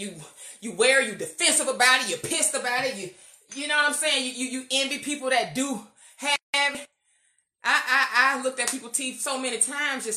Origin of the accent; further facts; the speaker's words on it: United States; being Black American